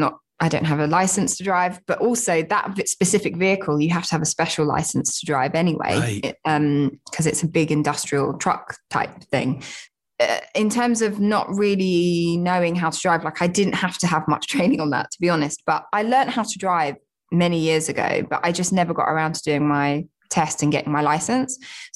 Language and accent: English; Southend-on-Sea, East of England, United Kingdom; now in London, United Kingdom; I'm not like native to London. I grew up just outside in Southend-on-Sea in Essex, but I have lived in London for many years. Like a lot of my family are from London.